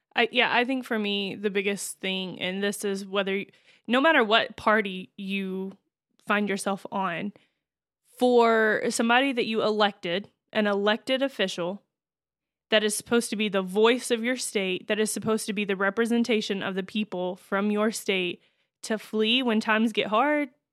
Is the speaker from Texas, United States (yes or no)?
yes; Texas, United States; moved away; where I grew up